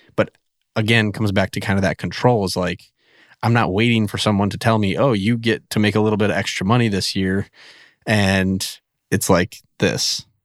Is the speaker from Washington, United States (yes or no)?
no; central Wisconsin, United States; moved away as an adult; also born or lived in Minnesota / North Dakota / Michigan / Ohio; now in West Virginia, United States; I'm originally from Wisconsin, like central, like right in the middle of Wisconsin.